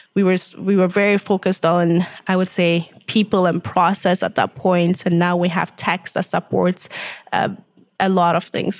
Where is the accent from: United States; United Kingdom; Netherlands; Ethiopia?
Ethiopia; moved away as an adult; also born or lived in Winnipeg, Canada; now in Canada; originally I'm from Ethiopia. I grew up there.